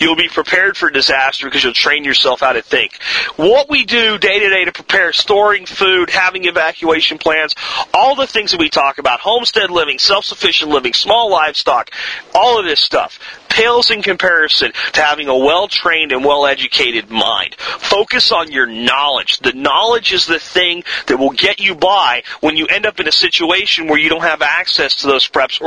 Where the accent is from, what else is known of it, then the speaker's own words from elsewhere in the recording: Pennsylvania, United States; now in Texas, United States; growing up in Pennsylvania